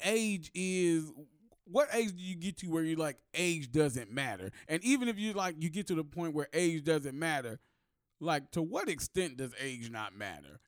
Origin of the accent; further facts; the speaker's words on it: United States; I am American, but my ancestors were African